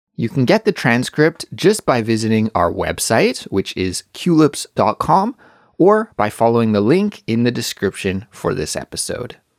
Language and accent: English; Kelowna, British Columbia, Canada; now in Seoul, South Korea; My hometown, Kelowna, has a population of around 150,000 people. But now I live in Seoul